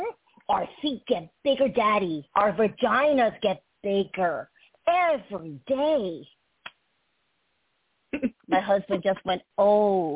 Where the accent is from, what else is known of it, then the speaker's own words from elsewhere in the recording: Brookline, Massachusetts, United States; English is a second language; I grew up in Brookline, Massachusetts